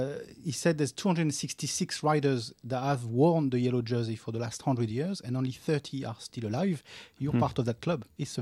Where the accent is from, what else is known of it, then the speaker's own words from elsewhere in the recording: Paris, Île-de-France, France; now in Australia; I'm actually Parisian. I'm not French. I'm from Paris.